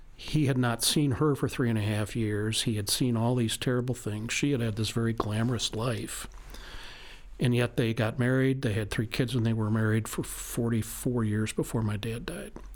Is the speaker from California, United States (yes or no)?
no; St. Louis, Missouri, United States; I was born and raised in Saint Louis, Missouri